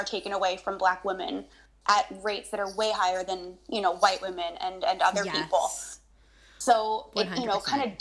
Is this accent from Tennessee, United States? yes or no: no; Long Island, New York, United States; now in Canada; I grew up on Long Island in New York.